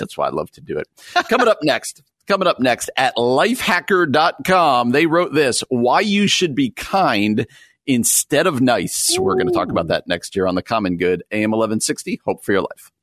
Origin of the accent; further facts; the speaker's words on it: New Jersey, United States; moved away; also born or lived in Midwest; as somebody who grew up on the East Coast, I grew up in New Jersey, just outside New York City